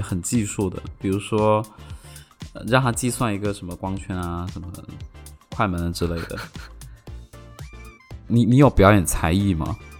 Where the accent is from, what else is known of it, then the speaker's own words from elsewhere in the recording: Shenzhen, Guangdong, China; Chinese is a second language; 当时我们，呃，在深圳